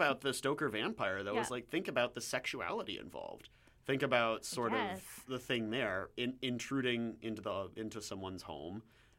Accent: Pittsburgh, Pennsylvania, United States; I'm from Pittsburgh. It makes a lot more sense there.

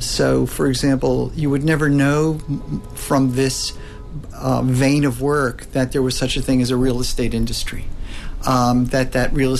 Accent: the American East Coast, United States; I grew up in the American East Coast

